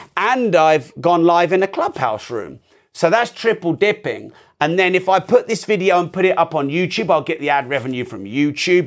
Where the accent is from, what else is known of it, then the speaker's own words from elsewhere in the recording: United Kingdom; I'm very British